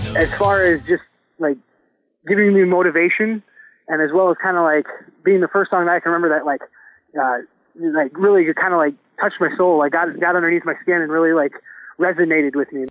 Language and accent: English; Spencer, Wisconsin, United States; Spencer's my hometown. Uh, first and foremost, is where I grew up